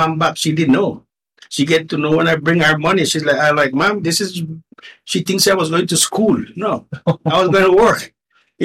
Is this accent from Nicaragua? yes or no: yes; Nicaragua; first language Spanish; English is a second language; moved away as an adult; also born or lived in Miami, United States; now in Canada; Born and raised in Nicaragua in a little town named Tronquera.